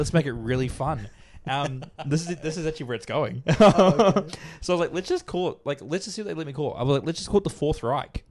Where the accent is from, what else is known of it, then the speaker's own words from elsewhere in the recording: Australia; we're Australian racists